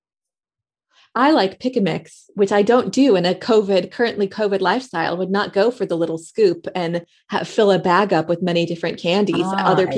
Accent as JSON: {"language": "English", "town": "Middletown", "region": "Connecticut", "country": "United States", "tie": "born or raised there", "also_born_or_lived": "San Francisco", "moved": "yes", "lives_now": "United Kingdom", "said": "my hometown of Middletown, Connecticut"}